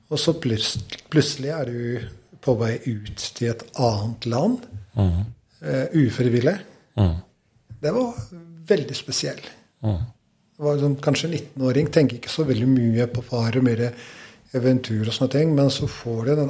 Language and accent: Norwegian; Kosovo; Norwegian is a second language; eh, nei, det er jo helt vanlig barndom